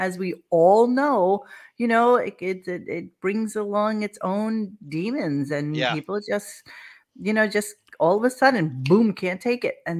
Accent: New York City, New York, United States; It's like in the apartment I grew up in Brooklyn.

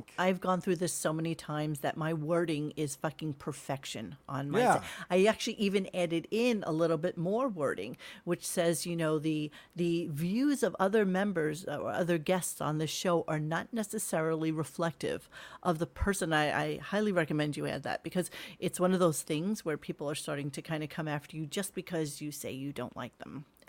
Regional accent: New York, United States; I'm a New Yorker, born and raised.

